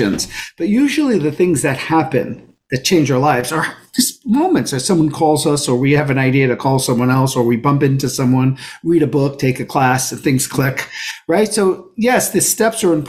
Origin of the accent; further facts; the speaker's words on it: New York City, New York, United States; I grew up in Brooklyn